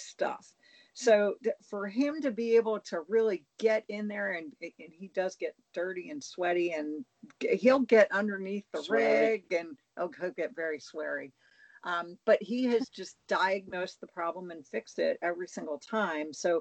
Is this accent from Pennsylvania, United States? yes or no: yes; Pennsylvania, United States; I'm from Pennsylvania